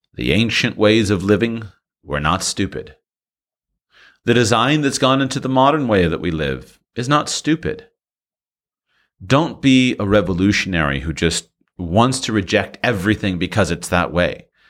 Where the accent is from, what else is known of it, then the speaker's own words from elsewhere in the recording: United States; go back to the United States